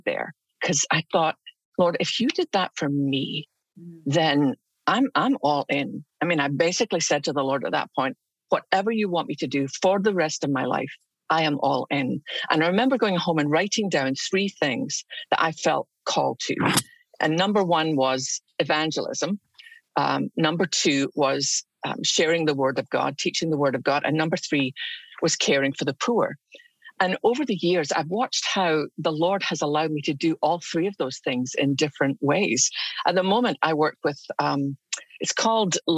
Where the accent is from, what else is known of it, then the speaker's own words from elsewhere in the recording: Scotland, United Kingdom; now in United States; I grew up in Scotland